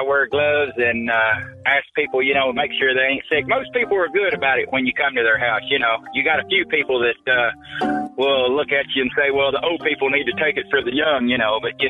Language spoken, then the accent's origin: English; Kentucky, United States; now in Arizona, United States; I'm from Kentucky